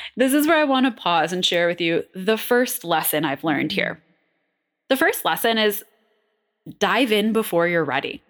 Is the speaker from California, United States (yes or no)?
no; Buffalo, New York, United States; I'm from Buffalo